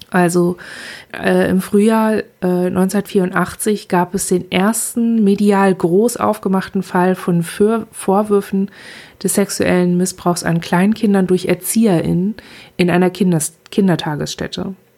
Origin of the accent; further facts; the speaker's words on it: Germany; ich schaue als Deutsche